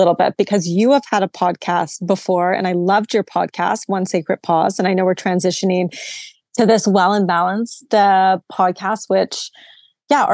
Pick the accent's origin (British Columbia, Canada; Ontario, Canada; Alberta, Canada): British Columbia, Canada; Vancouver; moved away; I'm from Vancouver, very kind of hippie